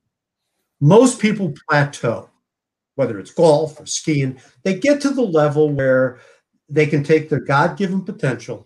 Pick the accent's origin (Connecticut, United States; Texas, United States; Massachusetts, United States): Connecticut, United States; my hometown in Connecticut